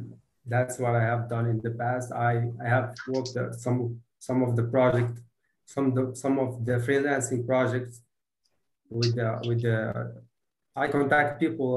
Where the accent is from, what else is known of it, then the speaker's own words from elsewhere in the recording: Marrakesh-Safi, Morocco; I'm from Morocco, the region of Marrakech.